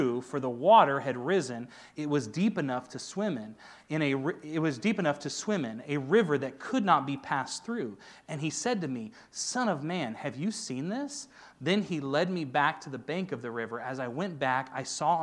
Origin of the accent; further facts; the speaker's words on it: Auburn, California, United States; also born or lived in Los Angeles, California; I grew up in Auburn